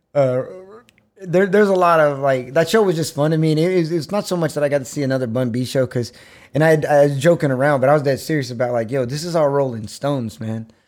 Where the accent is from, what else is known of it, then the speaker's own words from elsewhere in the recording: Austin, Texas, United States; also born or lived in Bastrop; I'm born and raised in Austin from Brackenridge Hospital